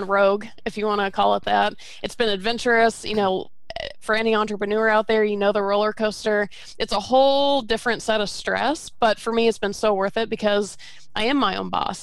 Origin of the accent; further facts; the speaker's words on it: Georgia, United States; also born or lived in Florida; I was born in Florida, but I grew up in Georgia